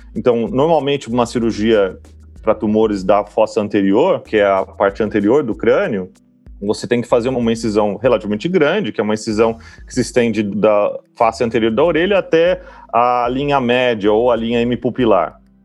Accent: Campinas, São Paulo, Brazil; moved away; eu sou de Campinas

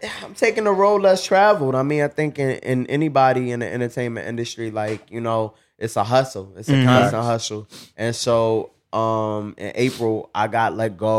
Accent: New York City, New York, United States; I come from Brooklyn

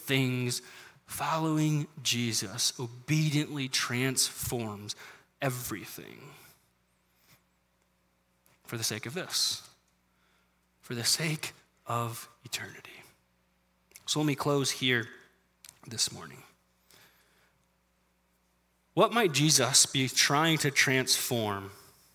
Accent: United States; as American Christians

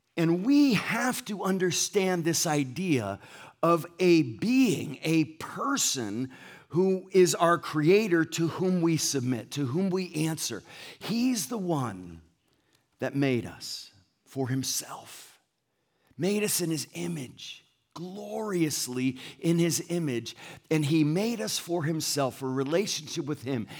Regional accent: Ansonia, Connecticut, United States; also born or lived in Essex, Connecticut; now in La Mirada, United States; I grew up in Ansonia, Connecticut

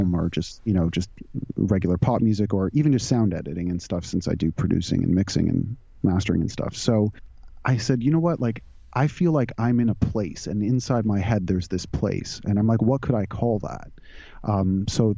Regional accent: suburb outside Toronto, Ontario, Canada; also born or lived in California; now in Toronto, Canada; I grew up in just outside Toronto, in a suburb outside Toronto

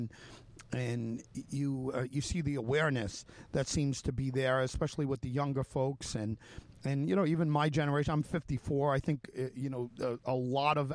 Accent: New York, United States; my home state is New York

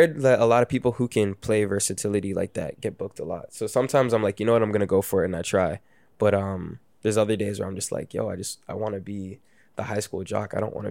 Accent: Brampton, Ontario, Canada; also born or lived in Toronto / Mississauga; I was born in Toronto, grew up in Brampton, and then I moved to Mississauga with my mom around like age 10. So I always kind of went between Brampton and Sauga

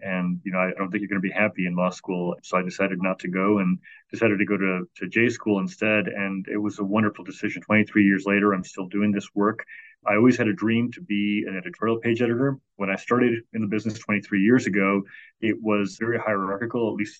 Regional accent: Chicago, Illinois, United States; So from the time I was 5 or 6 years old, I grew up in Chicago, and we got both the Chicago Tribune and the Chicago Sun-Times.

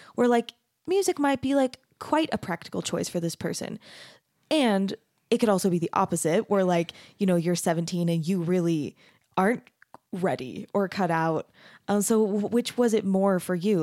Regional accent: Arizona, United States; I grew up in Arizona.

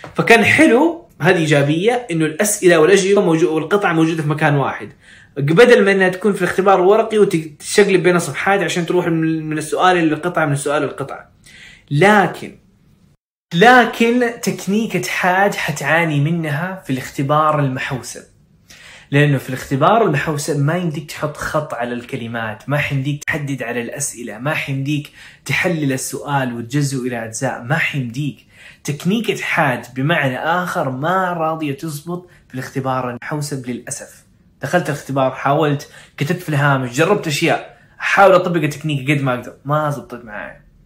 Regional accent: Saudi Arabia; واحنا كعرب او كسعوديين

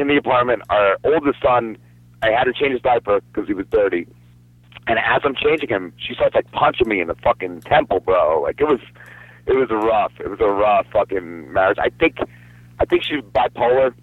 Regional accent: New Jersey, United States; now in South Jersey, United States; I grew up in North Jersey, about 10 minutes from New York City

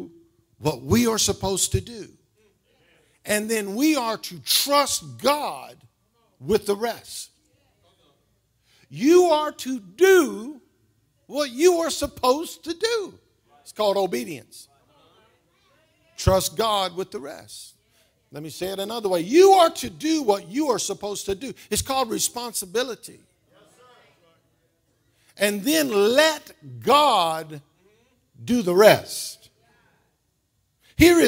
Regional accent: United States; born or raised there

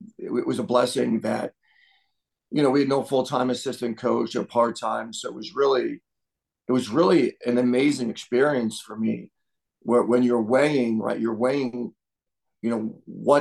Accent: Long Island, New York, United States; moved away as an adult; also born or lived in Iowa City, Iowa; now in Columbus, United States; I grew up in Wausau, and Wausau was literally 5 miles from Hofstra

